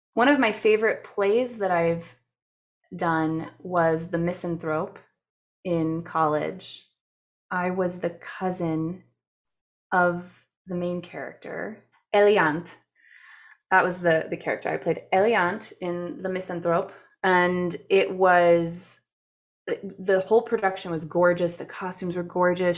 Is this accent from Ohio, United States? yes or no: yes; Canton, Ohio, United States; I was born and raised in Canton, Ohio